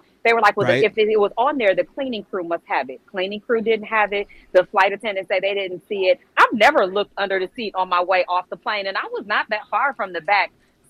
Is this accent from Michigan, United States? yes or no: yes; Detroit, Michigan, United States; I'm from Detroit